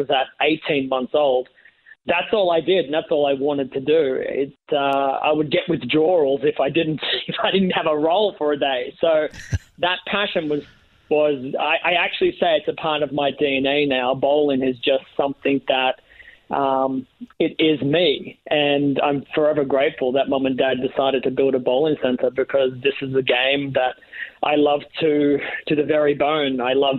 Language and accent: English; Australia; Yeah, pretty much. I was born into bowling.